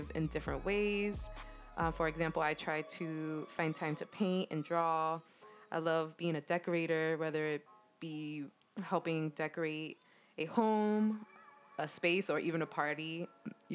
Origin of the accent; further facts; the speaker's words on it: Boston, Massachusetts, United States; I was born and raised in Boston